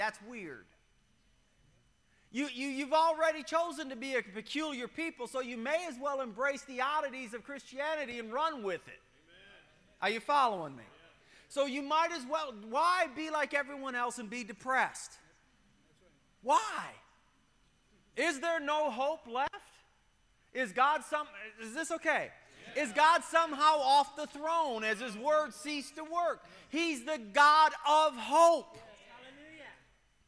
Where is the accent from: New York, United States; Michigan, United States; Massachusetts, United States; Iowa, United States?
Michigan, United States; when I was a kid, I grew up on the Great Lakes up in Michigan